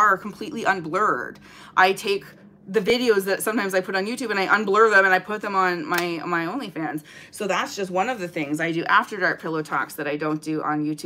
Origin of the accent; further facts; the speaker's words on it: Canada; I'm Canadian